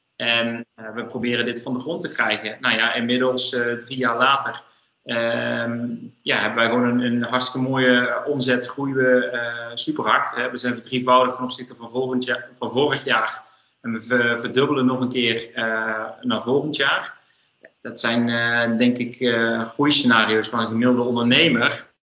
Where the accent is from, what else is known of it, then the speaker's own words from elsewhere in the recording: North Brabant, Netherlands; we komen alle twee uit Brabant